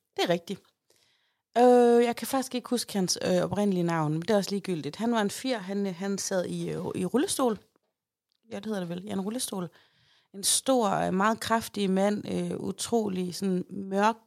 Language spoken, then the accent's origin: Danish; Aarhus, Central Denmark Region, Denmark; jeg er jo fra Højbjerg